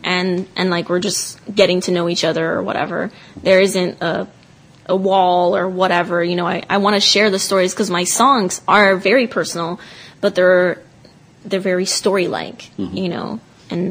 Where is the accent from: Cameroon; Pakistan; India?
Cameroon; moved away; I'm from Cameroon, West Africa